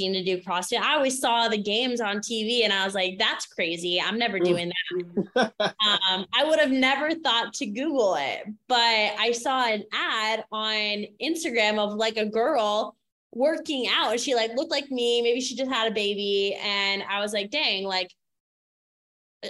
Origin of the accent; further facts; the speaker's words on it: Maine, United States; I grew up in Maine